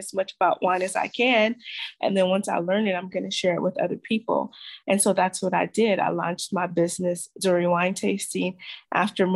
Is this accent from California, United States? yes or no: yes; Los Angeles, California, United States; moved away as an adult; now in Cape Town, South Africa; I grew up in South Central Los Angeles